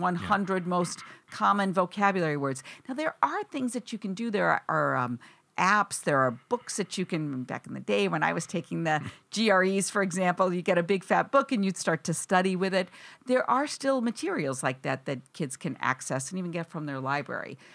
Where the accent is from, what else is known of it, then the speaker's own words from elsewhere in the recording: Wisconsin, United States; now in East Coast, United States; I grew up in Wisconsin.